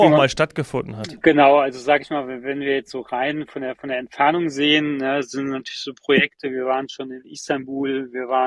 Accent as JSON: {"language": "German", "country": "Germany", "said": "wo ich denke, hey, ich komme aus Deutschland, ja, wenn es einem warm sein soll, dann mir."}